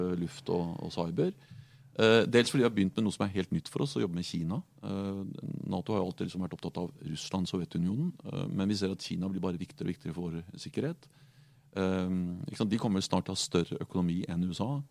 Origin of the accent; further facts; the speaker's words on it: Norway; Jeg er en norsk sosialdemokrat